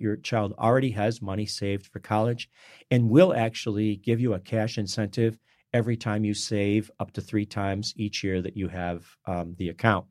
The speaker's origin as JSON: {"language": "English", "region": "Michigan", "country": "United States", "tie": "born or raised there", "said": "I grew up in Michigan"}